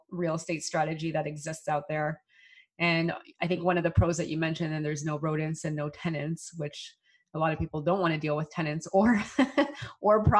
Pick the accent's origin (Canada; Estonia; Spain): Canada; as a Canadian